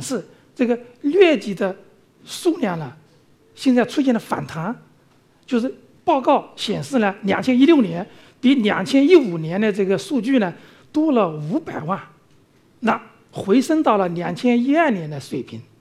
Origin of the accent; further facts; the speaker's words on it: China; 那我们中国人到非洲、到东南亚去旅游、去务工啊等等